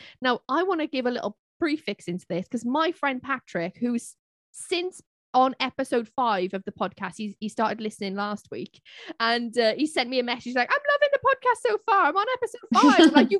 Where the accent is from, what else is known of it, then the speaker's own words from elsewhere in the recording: Cardiff, Wales, United Kingdom; they were in Cardiff, my hometown.